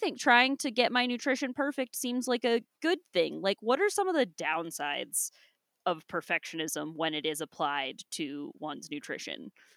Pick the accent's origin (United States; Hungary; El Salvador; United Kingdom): United States; Ohio; now in Utah, United States; my state right now, I guess it's not my home state, sorry, Ohio